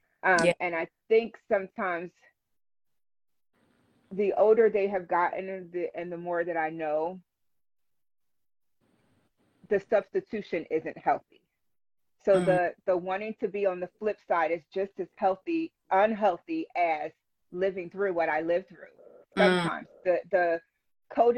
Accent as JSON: {"language": "English", "town": "Philadelphia", "region": "Pennsylvania", "country": "United States", "tie": "born or raised there", "moved": "as an adult", "lives_now": "Lancaster, United States", "said": "I grew up in Philadelphia"}